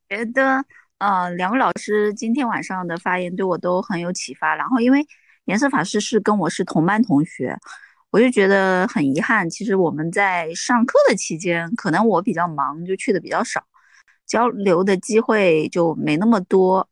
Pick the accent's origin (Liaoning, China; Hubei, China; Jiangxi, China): Jiangxi, China; Ji'an; 我的老家就在 ，呃，文天祥的老家。我读的中学就是文山中学，旁边就是文天祥的纪念馆